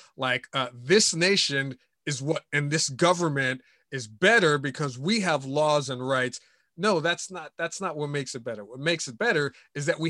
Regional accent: United States; I'm an American citizen. I'm a Christ follower

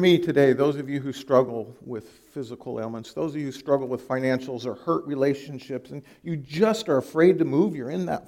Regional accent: California, United States; moved away as an adult; now in Iowa, United States; I'm from California

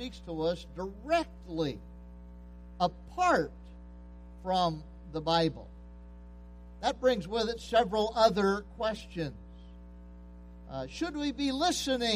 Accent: Pennsylvania, United States; moved away; I was raised in Pennsylvania.

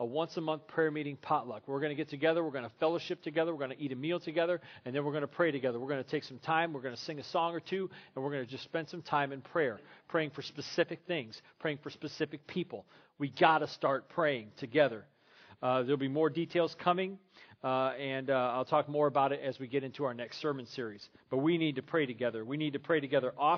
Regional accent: Crown Point, Indiana, United States; also born or lived in Terre Haute, Indiana / Lincoln, Illinois / Atwood, Illinois / Forest Lake, Minnesota; now in Griffith, United States; I grew up at First Christian Church in Crown Point, Indiana

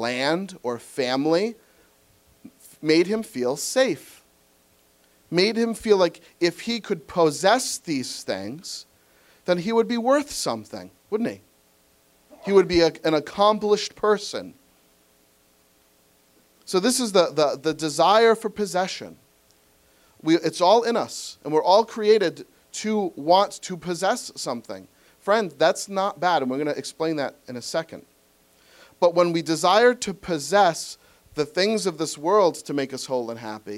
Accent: New England, United States; I'm from New England.

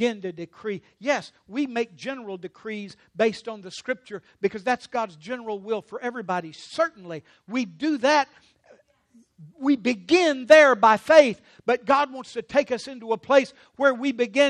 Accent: Louisiana, United States; I'm from Louisiana.

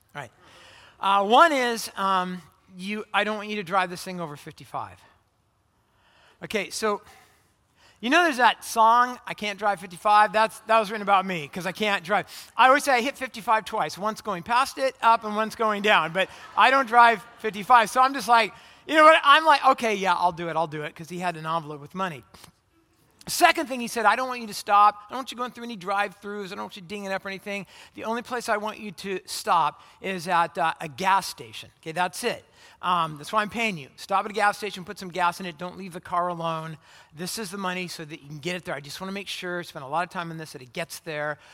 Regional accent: Orange County, California, United States; moved away as an adult; also born or lived in Phoenix, Arizona; I, I grew up in Orange County, California, and I went to college in Phoenix, Arizona.

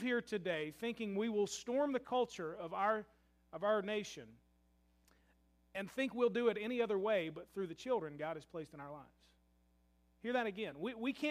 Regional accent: Louisville, Kentucky, United States; I love my hometown of Louisville, Kentucky

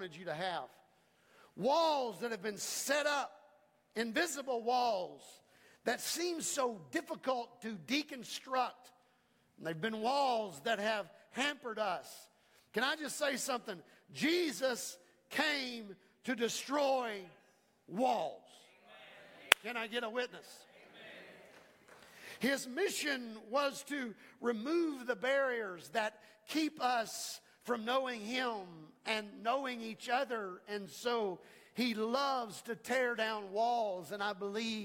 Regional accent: United States; I'm an American

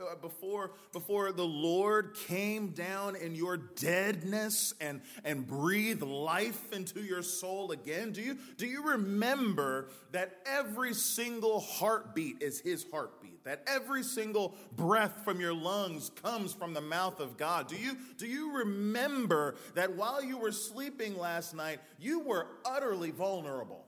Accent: United States; also born or lived in Wake Forest, North Carolina; now in Youngsville, United States; I'm American

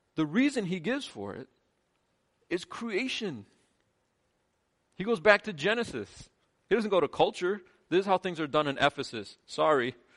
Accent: United States; I'm as American as anyone in here

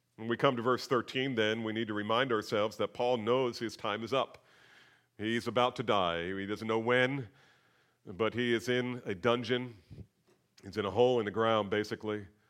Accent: near Princeton, New Jersey, United States; I grew up near Princeton

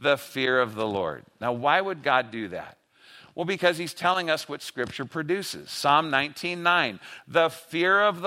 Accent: Los Angeles, California, United States; I grew up in LA.

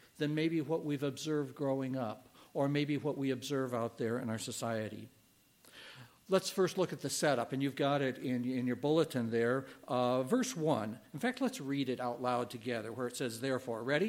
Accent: Illinois, United States; moved away; I'm from Illinois originally, a little town, and it was the county seat

